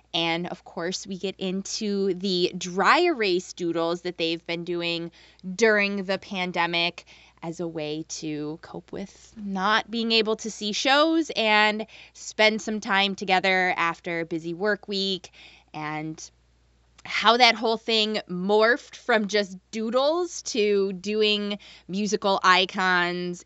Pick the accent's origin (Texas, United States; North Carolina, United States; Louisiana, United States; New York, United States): North Carolina, United States; Jacksonville; I was born and raised in Jacksonville, North Carolina, which is not far from Wilmington, like half an hour.